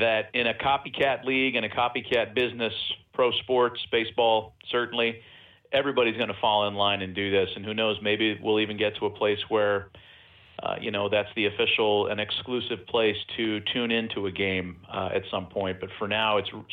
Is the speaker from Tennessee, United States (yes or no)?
no; East Bay, California, United States; moved away; when I was a kid growing up in the East Bay